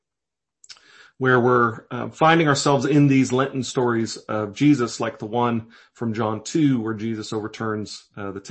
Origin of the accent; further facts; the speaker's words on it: Davenport, Iowa, United States; the church that I grew up at in Davenport, Iowa